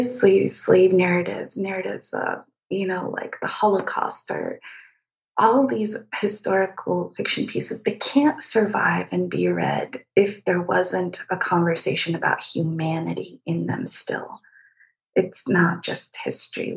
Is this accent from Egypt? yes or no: yes; Egypt; moved away; I was born and raised in Egypt